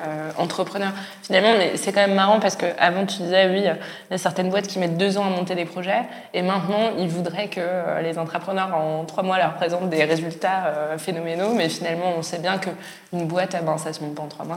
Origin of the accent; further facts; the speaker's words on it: Strasbourg, Grand Est, France; je viens de Strasbourg